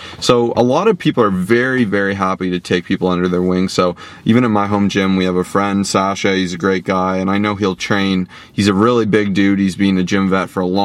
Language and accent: English; Toronto, Ontario, Canada; We're from Toronto